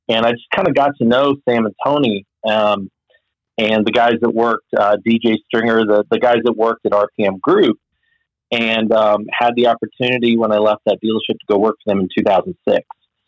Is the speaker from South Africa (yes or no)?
yes; Cape Town, Western Cape, South Africa; now in United States; I grew up overseas in South Africa, Cape Town, South Africa.